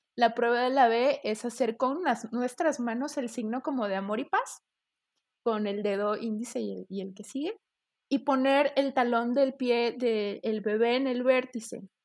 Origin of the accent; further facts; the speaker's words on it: Mexico; un legado precolonial que tenemos nosotros como, mexicanos